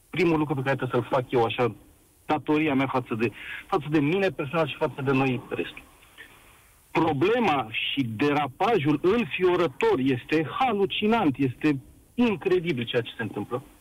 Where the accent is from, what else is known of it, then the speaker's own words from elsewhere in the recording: Bucharest, Romania; Sunt bucureștean din sectorul 5.